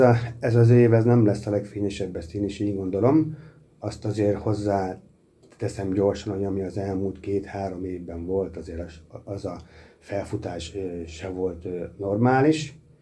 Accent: Miskolc, Borsod-Abaúj-Zemplén, Hungary; Magyarországon élünk, azon belül is Miskolcon magyar emberek vagyunk

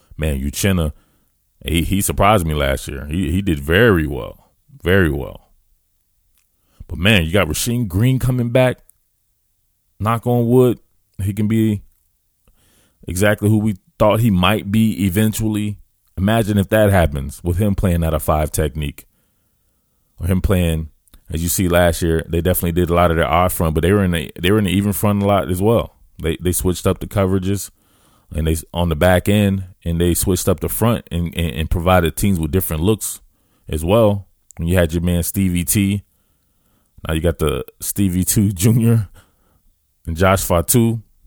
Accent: the South, United States; moved away; I know I'm out here in Pac twelve land as a Southerner, one of them Southerners.

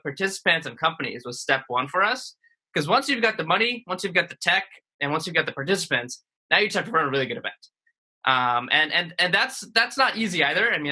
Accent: Jersey City, New Jersey, United States; also born or lived in India; I grew up in Jersey City, New Jersey, which is right across the river from New York

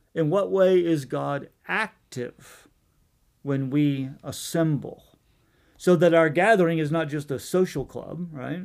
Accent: Virginia, United States; moved away; also born or lived in New Mexico / Henderson, Tennessee; I was born in New Mexico, but I actually grew up in Virginia

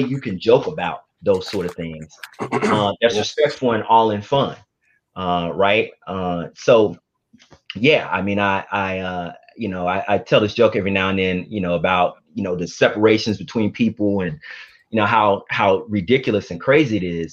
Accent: Mississippi, United States; moved away; also born or lived in Los Angeles; I'm from Mississippi

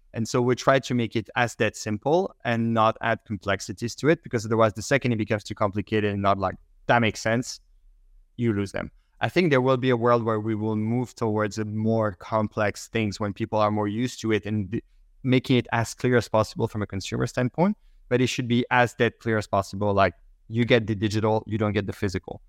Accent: Belgium; first language French; English is a second language; moved away; I speak French initially, I'm from Belgium

